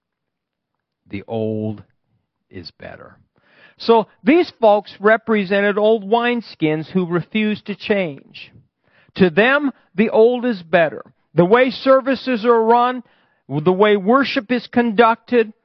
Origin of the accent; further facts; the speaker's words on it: Fairbury, Nebraska, United States; my hometown in Fairbury